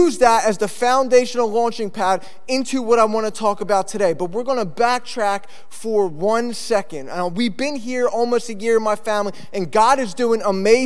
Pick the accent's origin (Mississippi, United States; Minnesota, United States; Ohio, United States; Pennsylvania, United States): Pennsylvania, United States; Philadelphia; moved away as an adult; also born or lived in Texas / Dallas, Texas; now in Cape Cod, United States; I grew up in Philly.